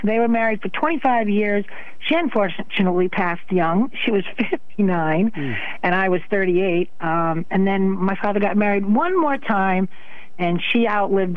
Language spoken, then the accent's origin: English; Waterford, Connecticut, United States; I grew up in Waterford